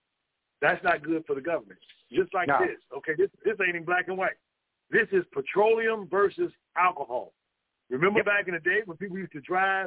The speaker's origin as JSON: {"language": "English", "region": "West Virginia", "country": "United States", "said": "You know, I'm from West Virginia. You don't know who you're messing with, huh?"}